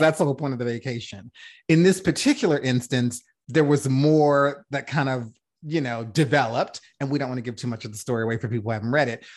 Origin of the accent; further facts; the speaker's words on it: Louisiana, United States; also born or lived in New Orleans; I'm from Louisiana